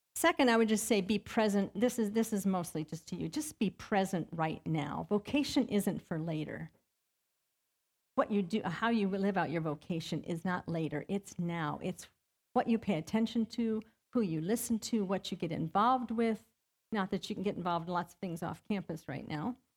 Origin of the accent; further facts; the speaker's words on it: Ohio, United States; moved away as an adult; I grew up in Ohio